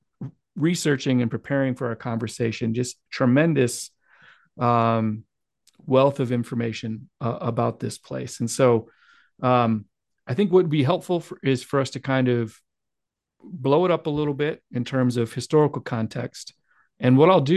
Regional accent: Midwest America, United States; as an American, white male American growing up in Midwest America

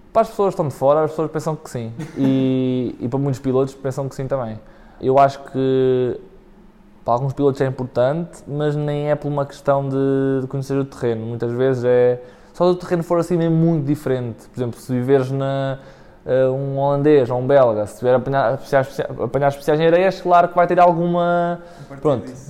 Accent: Góis, Centro, Portugal; eu sou de Góis

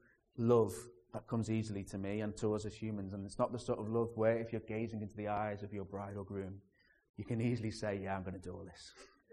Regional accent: Liverpool, North West England, United Kingdom; the city you're living in and trying to learn that language is Liverpool.

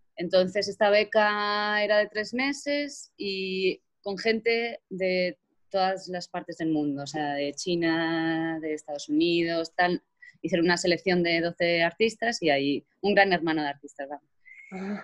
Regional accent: Azuqueca de Henares, Castilla-La Mancha, Spain; yo soy de Azuqueca, en Azuqueca había solo la banda municipal

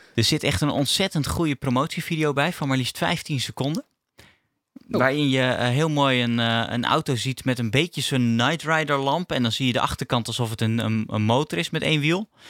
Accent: Netherlands; als Nederlander

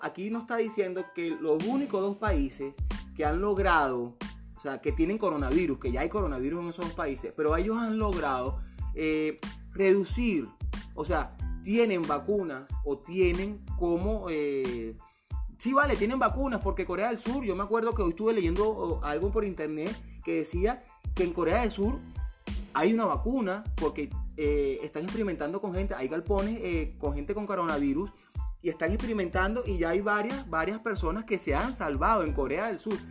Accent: Venezuela; Yo soy venezolano, lo he dicho en todos mis posts, yo vivo en Venezuela

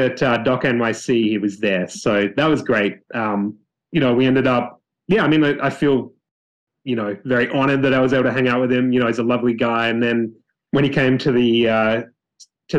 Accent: Australia; born or raised there; moved away

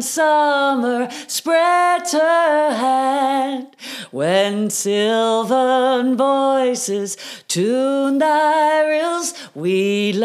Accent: Mount Pearl, Newfoundland and Labrador, Canada; moved away as an adult; also born or lived in Toronto; I grew up outside St. John's in Mount Pearl

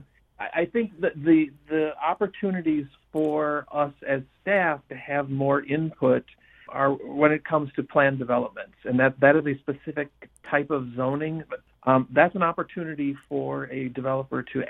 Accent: Sun Prairie, Wisconsin, United States; I grew up here in Sun Prairie.

